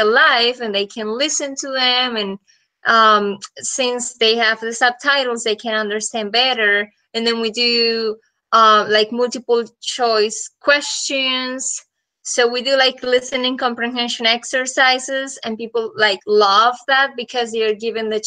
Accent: Bucaramanga, Santander, Colombia; English is a second language; moved away as an adult; now in Nashville, United States; I'm from Colombia, from a city called Bucaramanga

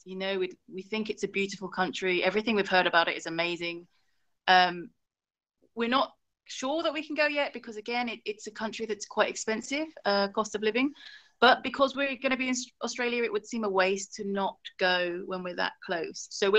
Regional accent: England, United Kingdom; born there; so I was born in England, but my family's originally from Hong Kong. So it's familiar to us, you know, we love the food. I can speak Cantonese.

